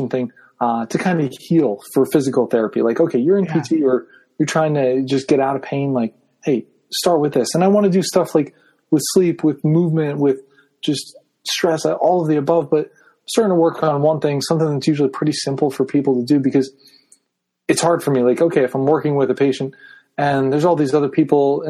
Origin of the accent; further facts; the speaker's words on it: Nazareth, Pennsylvania, United States; now in Easton, United States; I grew up in Nazareth, Pennsylvania. I live in Easton now